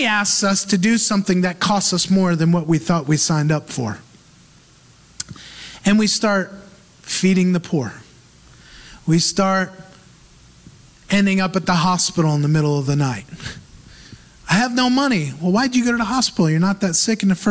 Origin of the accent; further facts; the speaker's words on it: United States; moved away; as an American